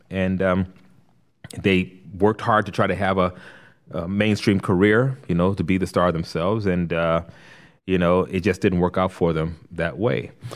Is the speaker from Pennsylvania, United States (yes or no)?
no; Compton, California, United States; moved away as an adult; also born or lived in Los Angeles; now in Rock Hill, United States; I'm from Los Angeles. I was born and raised there, born in L A, raised in Compton